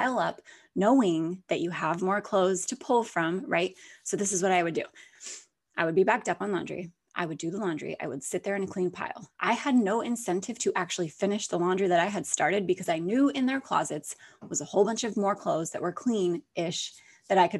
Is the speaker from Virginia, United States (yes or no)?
no; Alaska, United States; moved away as an adult; now in Florida, United States; I was born and raised there.